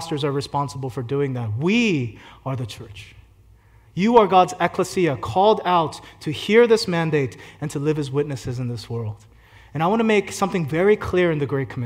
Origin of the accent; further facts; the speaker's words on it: Philadelphia, Pennsylvania, United States; I grew up in Philly